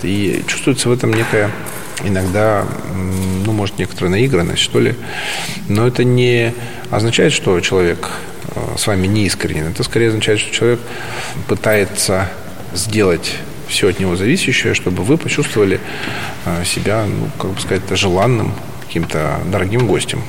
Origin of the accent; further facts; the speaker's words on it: Yakutsk, Sakha Republic, Russia; moved away as an adult; also born or lived in China; Сам я из Якутии. Я родился в городе Якутске. Республика Саха-Якутия. Вот. Я якут. И до 21-22 я жил, не выезжая практически за территорию России, Якутии